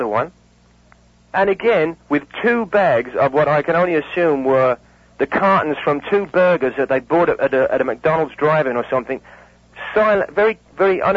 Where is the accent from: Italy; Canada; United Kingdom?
United Kingdom; England; moved away; I'm from England